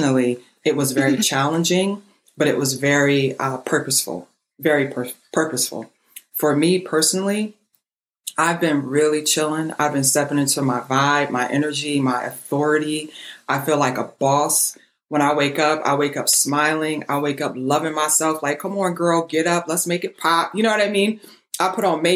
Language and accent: English; Trenton, New Jersey, United States; I'm from Trenton, New Jersey. I was raised in a row house